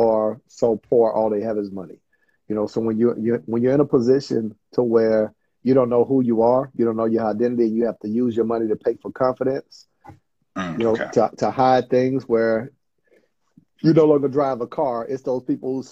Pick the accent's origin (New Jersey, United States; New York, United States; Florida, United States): Florida, United States; Panama City; I grew up in Panama City, Florida